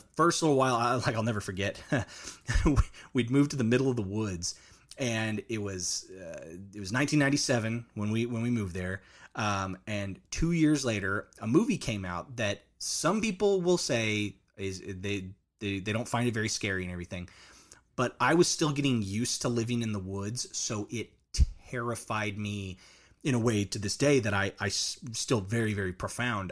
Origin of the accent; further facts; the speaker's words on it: Orange County, California, United States; moved away; also born or lived in Canadian, Oklahoma; I, I, I was originally born and raised in a, in a coastal beach town, uh, Mm-hmm. in Orange County, California